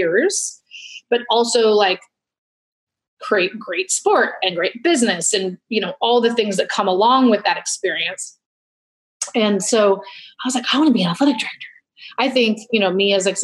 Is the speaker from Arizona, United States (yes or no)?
no; Portland, Oregon, United States; I'm from Portland, Oregon, we weren't the outdoorsy family